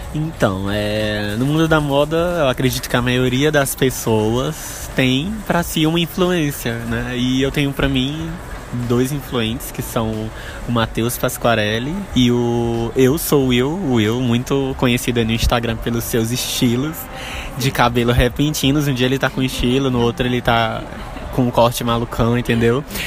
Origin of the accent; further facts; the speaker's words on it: interior of Maranhão, Brazil; now in São Luís, Brazil; eu sou natural do interior do Maranhão